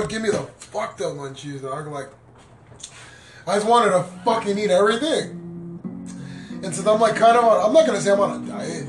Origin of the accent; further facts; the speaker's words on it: United States; kind of, sort of, mini, fucking, half-diluted Mexican because I was born here in the States